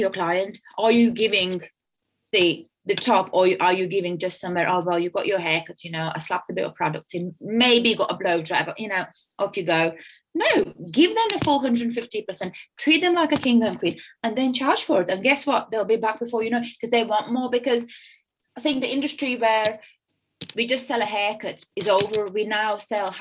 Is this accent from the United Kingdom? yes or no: no; Latvia; moved away; I'm from Latvia and I'm a European.